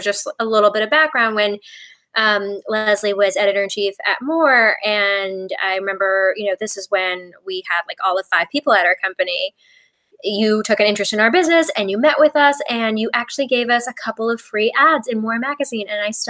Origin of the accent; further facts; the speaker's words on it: Paris, Île-de-France, France; born there; So I was born in Paris, France. And then I actually spent most of my childhood abroad.